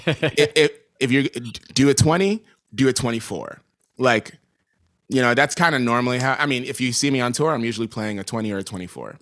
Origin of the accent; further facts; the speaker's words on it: New York City, New York, United States; moved away as an adult; now in Los Angeles, United States; growing up in New York and playing around in New York